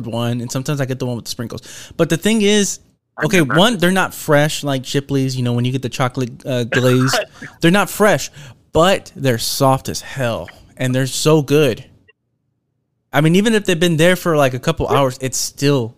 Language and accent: English; Houston, Texas, United States; we're from Texas, from Houston